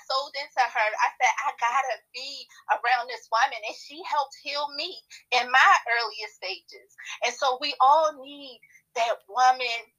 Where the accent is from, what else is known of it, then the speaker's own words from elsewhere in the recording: Baltimore, Maryland, United States; growing up in Baltimore City